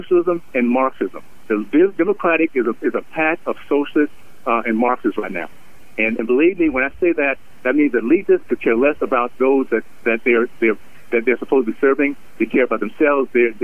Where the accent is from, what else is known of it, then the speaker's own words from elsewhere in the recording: Columbus, Ohio, United States; I was born in Columbus.